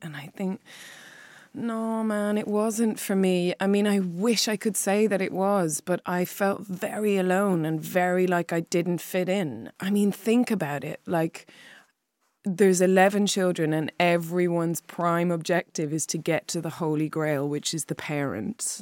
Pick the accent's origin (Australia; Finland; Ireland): Ireland; Clare, Munster; also born or lived in Wexford; I was born in Wexford and then moved to Clare when I was five